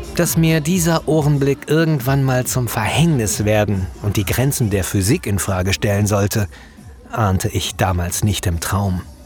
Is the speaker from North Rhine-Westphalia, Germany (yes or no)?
yes; Wenden, North Rhine-Westphalia, Germany; moved away; in meiner alten Heimatgemeinde im Südsauerland